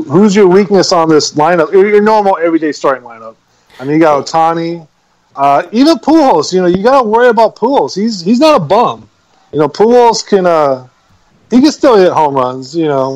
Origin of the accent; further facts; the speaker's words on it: Long Beach, California, United States; also born or lived in Bellflower, California / Cypress, California; I grew up in Lakewood, Long Beach, that whole area, my whole life, pretty much